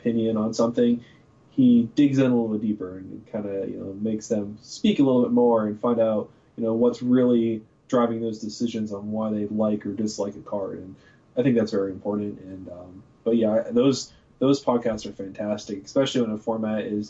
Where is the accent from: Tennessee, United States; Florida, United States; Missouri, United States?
Florida, United States; also born or lived in Canada / Bradenton / Tampa; obviously I was born there, but I didn't stay there very long. You know, I moved down when I was a kid, like 4 or 5 or whatever.